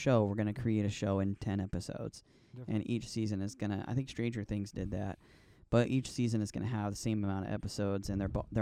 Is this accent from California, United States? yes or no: yes; California, United States; I was born in California